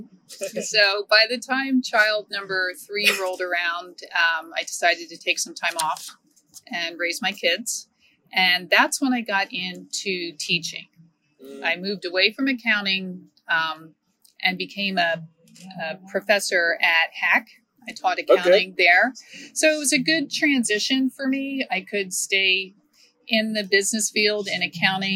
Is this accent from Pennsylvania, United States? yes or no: yes; Lebanon, Pennsylvania, United States; also born or lived in Washington, D.C. / Philadelphia; I am originally from Lebanon. I grew up around here, went to Lebanon High School